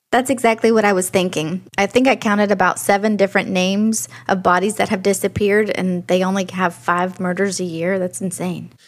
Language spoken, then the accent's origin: English; near Shreveport, Louisiana, United States; Shreveport, which is next to my hometown